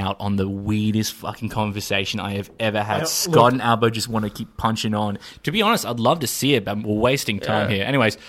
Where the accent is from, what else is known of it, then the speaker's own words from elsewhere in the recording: Australia; I have been born and raised in Australia, and I will die and raise as Australian.